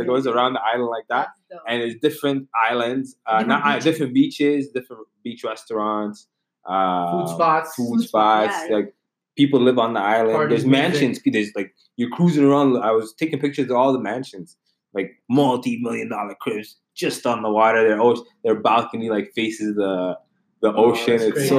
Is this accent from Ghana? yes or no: no; Ottawa, Ontario, Canada; I'm from Ottawa.